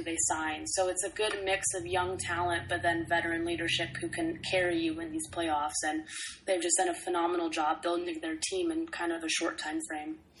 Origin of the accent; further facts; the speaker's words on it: Bay Area, California, United States; I grew up in a house full of Lakers fans, despite yeah. growing up in the Bay Area